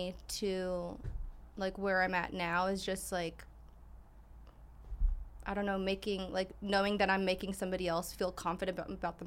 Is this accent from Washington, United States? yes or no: no; Torrance, California, United States; I'm from Torrance, Los Angeles.